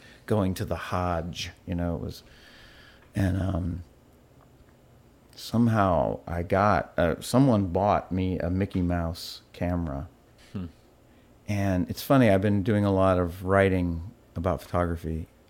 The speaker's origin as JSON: {"language": "English", "country": "Malawi", "tie": "born there", "said": "I was born in Malawi in Africa. And my parents were in the Peace Corps."}